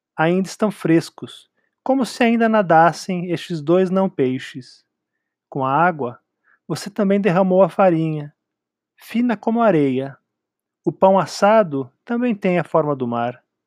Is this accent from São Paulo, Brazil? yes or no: yes; São Paulo, Brazil; eu também joguei muito bilhar quando era jovem em São Paulo